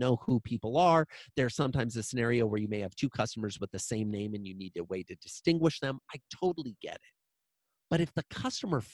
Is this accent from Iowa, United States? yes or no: yes; Iowa, United States; I grew up in a small town in Iowa